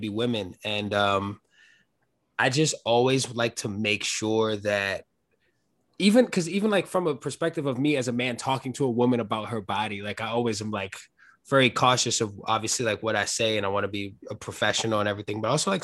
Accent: New York, United States; I'm from New York. I've lived here my whole life

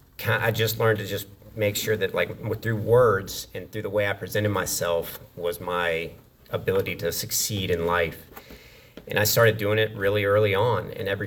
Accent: Wilmington, North Carolina, United States; also born or lived in Memphis, Tennessee / Texarkana, Texas / Maine; So I was born in Memphis, Tennessee, and 4 years after that, I moved to Texarkana, Texas. 4 years after that, I moved to this little town in Maine. And about 4 years after that, I moved to Wilmington, North Carolina. So for all intents and purposes, I consider Wilmington home.

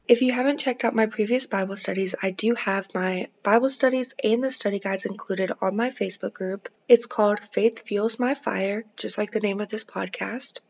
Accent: Kentucky, United States; my hometown in Kentucky

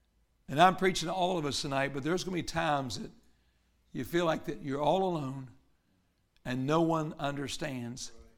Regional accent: Murfreesboro, Tennessee, United States; And I guess I came all the way from Murfreesboro, Tennessee to tell you this.

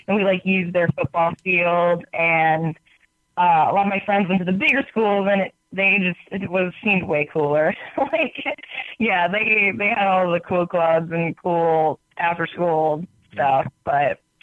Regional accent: Michigan, United States; now in California, United States; I grew up in Michigan

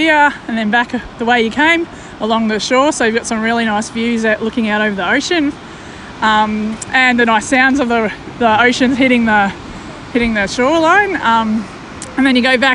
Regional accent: Shepparton, Victoria, Australia; I'm from Shepparton

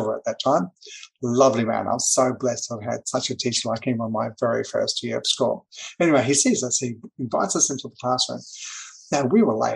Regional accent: Auckland, New Zealand; I grew up in New Zealand. That's where I was born.

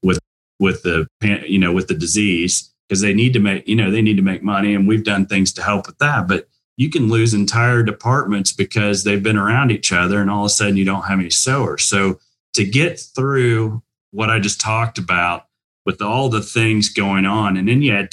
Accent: Indiana, United States; I'm a proud Hoosier. I went to Indiana University and I grew up in Indiana

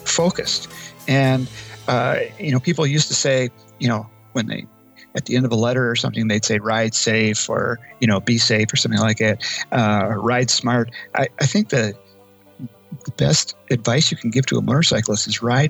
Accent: Eau Claire, Wisconsin, United States; I am from Eau Claire, Wisconsin

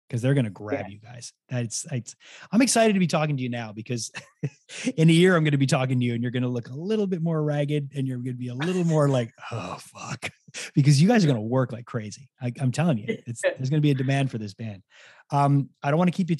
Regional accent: Montreal, Quebec, Canada; I'm from Montreal

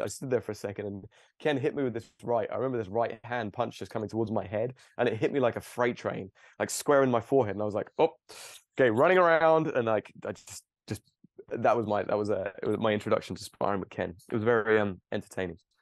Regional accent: Cambridge, East of England, United Kingdom; also born or lived in Plymouth; I grew up and I actually grew up very close to where I live now, maybe five miles away in Cambridge

